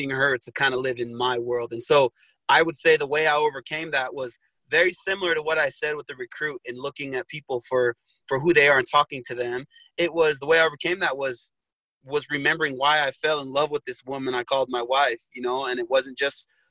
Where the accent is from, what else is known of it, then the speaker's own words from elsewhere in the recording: Sandy, Utah, United States; Utah's definitely home. It's where I've spent most of my life. I grew up in Sandy, Utah